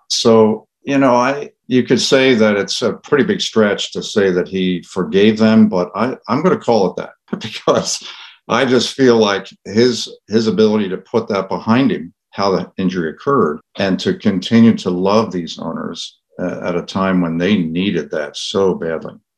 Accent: Philadelphia, Pennsylvania, United States; I grew up in the Philadelphia area

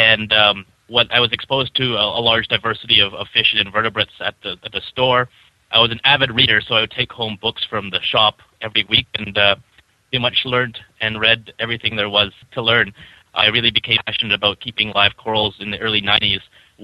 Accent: Vancouver, British Columbia, Canada; now in South Florida, United States; I actually grew up in Vancouver, Canada

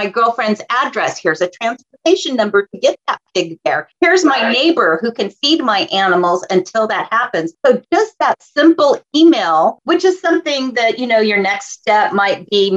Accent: La Habra Heights, California, United States; I was raised in La Habra Heights. It's a very rural area here in Southern California.

